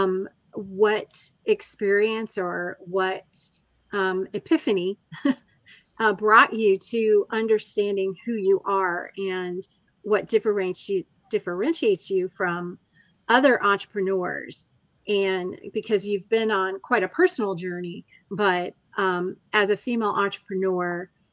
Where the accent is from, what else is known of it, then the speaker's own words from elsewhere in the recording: United States; Even though I was born in the United States